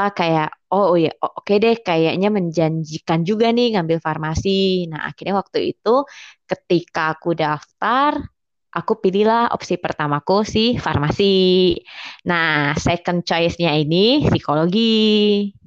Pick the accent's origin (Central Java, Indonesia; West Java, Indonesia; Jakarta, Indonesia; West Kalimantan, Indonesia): West Kalimantan, Indonesia; Singkawang; aku kan asalnya dari Singkawang nih dari Kalbar.